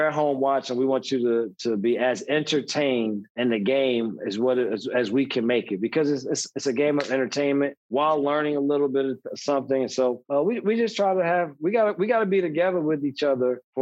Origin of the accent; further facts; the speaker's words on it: New Jersey, United States; growing up in New Jersey